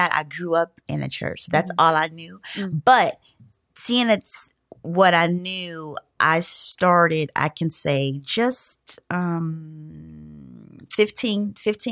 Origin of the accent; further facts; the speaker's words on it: Garfield Heights, Ohio, United States; I grew up in Garfield Heights, Ohio, which is near Cleveland.